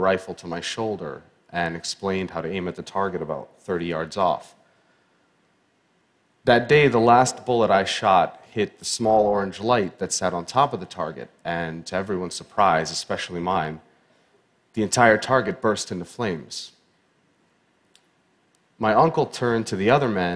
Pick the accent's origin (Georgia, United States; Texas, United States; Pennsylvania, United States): Pennsylvania, United States; Pittsburgh; I was born in Pittsburgh, Pennsylvania in 1983